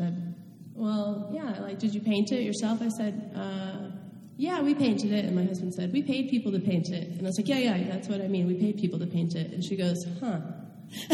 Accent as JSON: {"language": "English", "region": "the West", "country": "United States", "tie": "born or raised there", "said": "growing up in the West"}